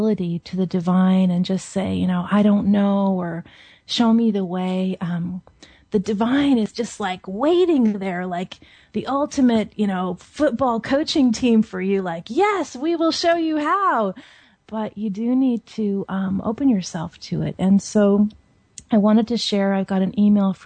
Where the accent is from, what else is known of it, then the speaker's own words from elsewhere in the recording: Seattle, Washington, United States; I grew up in Seattle